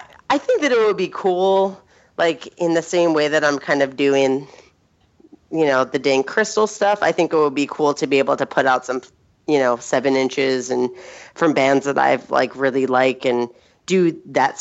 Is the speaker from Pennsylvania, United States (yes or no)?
yes; Philadelphia, Pennsylvania, United States; moved away as an adult; also born or lived in New York; now in Seattle, United States; I grew up in Philadelphia